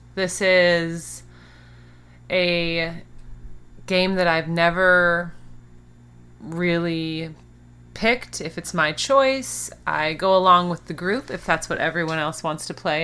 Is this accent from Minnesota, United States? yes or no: yes; Minnesota, United States; now in Phoenix, United States; we are both originally from Minnesota